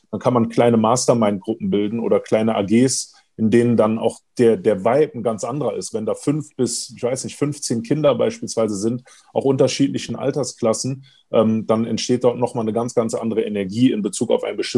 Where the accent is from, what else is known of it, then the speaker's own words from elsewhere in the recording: Hamburg, Germany; also born or lived in Cologne; Ähm, ich bin damals in Hamburg äh, geboren worden, bin dann in Hamburg auf eine Schule gekommen bis zur dritten Klasse und dann auch in der vierten Klasse in Köln äh, zur Schule gegangen.